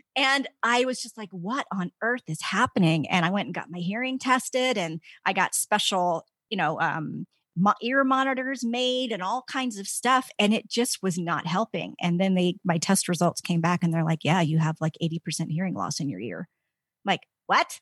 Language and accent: English; D.C., East Coast, United States; moved away as an adult; also born or lived in Virginia Tech; now in Colorado, United States; I grew up in the East Coast, outside of Washington, D C. I was there my entire life